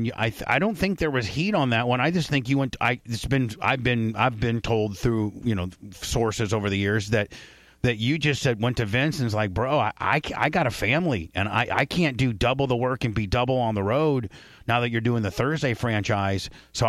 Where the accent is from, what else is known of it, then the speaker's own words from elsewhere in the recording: Warsaw, Indiana, United States; now in Tampa, United States; I'm a Hoosier too now, so tell her, I mean, but we got to be honest, Indiana, there's not a lot of shit happening. I'm from Warsaw, Indiana, and it's far smaller than Evansville.